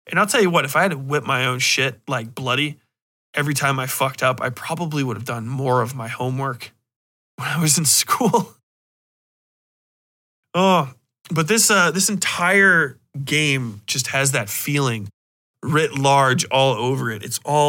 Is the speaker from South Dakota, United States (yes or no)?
no; Cincinnati, Ohio, United States; But I grew up in Cincinnati, which is really, really fucking Catholic, dude. We got the big churches.